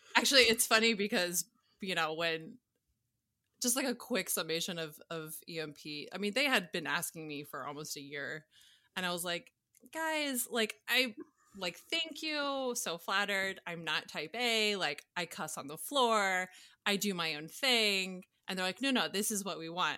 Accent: Atlanta, Georgia, United States; moved away as an adult; also born or lived in Louisiana / Colorado / New York; I grew up in Atlanta, went to school at Tech

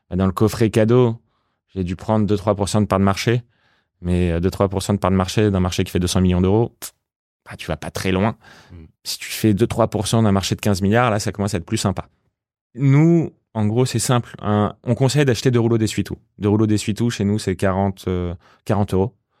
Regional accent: Paris, Île-de-France, France; j'ai grandi à Paris

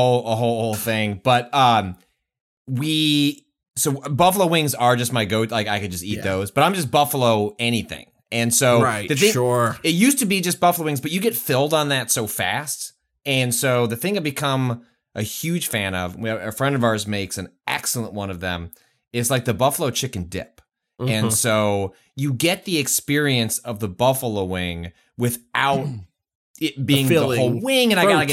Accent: Chicago, Illinois, United States; It's also it's the one time where as a Chicagoan you will not be shamed for putting a hot dog in ketchup.

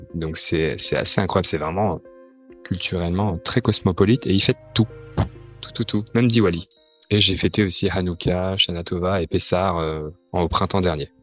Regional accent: France; moved away as an adult; also born or lived in London / Beijing; now in Hong Kong; je suis français

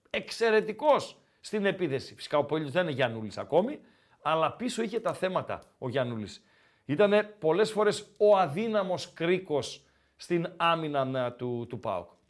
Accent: Kozani, Western Macedonia, Greece; από Κοζάνη

